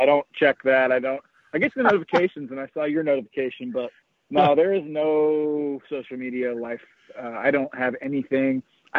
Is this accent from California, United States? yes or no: yes; Napa, California, United States; moved away as an adult; now in Las Vegas, United States; I'm from Napa, California, and I moved to Vegas. God, it was probably 2012 now, so 8 years ago.